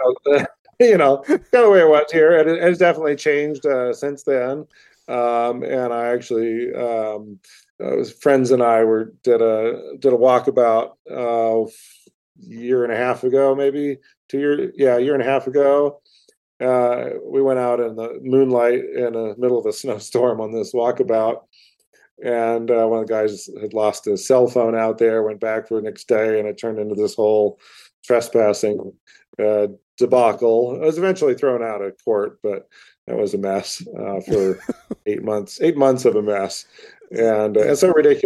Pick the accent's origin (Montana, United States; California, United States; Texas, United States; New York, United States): Montana, United States; growing up in Montana